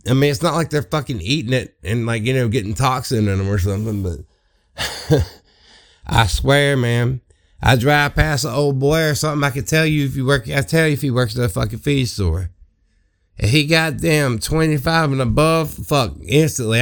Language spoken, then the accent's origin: English; Southeast Mississippi, United States; I am from Southeast Mississippi